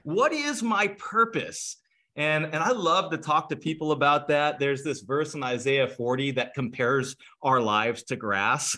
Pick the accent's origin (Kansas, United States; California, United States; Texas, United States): California, United States; now in Cleveland, United States; I'm from California originally